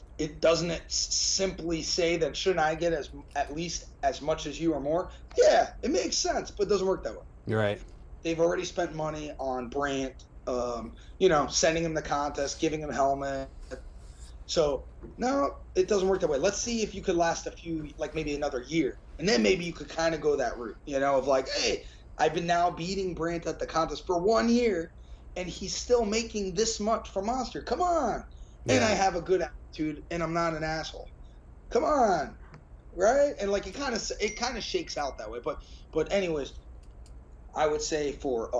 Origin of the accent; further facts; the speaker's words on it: United States; us American guys